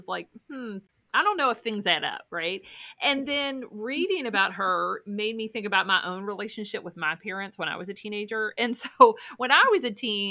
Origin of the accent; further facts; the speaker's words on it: Louisville, Kentucky, United States; there's a lot of suburbs around Louisville, and I grew up in what's called Okolona